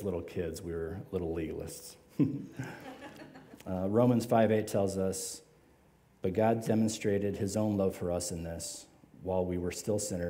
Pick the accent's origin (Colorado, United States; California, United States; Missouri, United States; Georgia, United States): Colorado, United States; Louisville; also born or lived in Boulder, Colorado; I grew up in Louisville